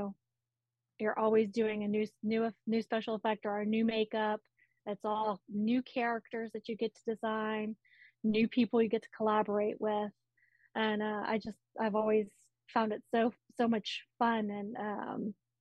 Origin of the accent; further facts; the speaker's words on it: Lafayette, Louisiana, United States; also born or lived in Los Angeles / Austin / Florida; now in New Orleans, United States; I'm originally from Lafayette, which is about 2.5 hours from west of New Orleans